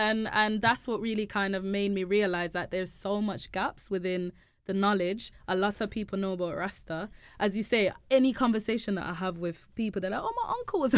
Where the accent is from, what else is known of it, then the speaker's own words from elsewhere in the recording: England, United Kingdom; there was always questions around my identity growing up in England